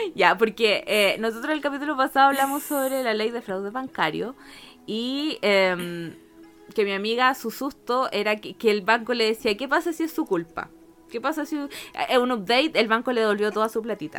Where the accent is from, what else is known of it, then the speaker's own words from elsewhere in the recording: Chile; accent: Chilean; also born or lived in Argentina; cuando llegué a Chile, estaba chiquita, llegué a tercero básico